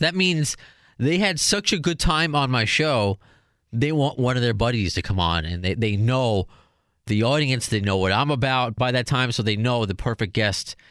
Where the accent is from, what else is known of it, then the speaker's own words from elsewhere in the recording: Baldwin Harbor, New York, United States; also born or lived in Brooklyn; a New, native New Yorker